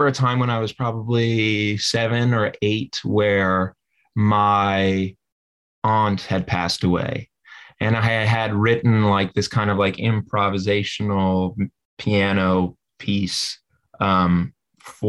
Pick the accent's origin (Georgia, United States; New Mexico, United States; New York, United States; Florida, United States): New York, United States; New York City; also born or lived in New Jersey; So I was born in Greenwich Village, and I lived in the Village area and Brooklyn until I was about 13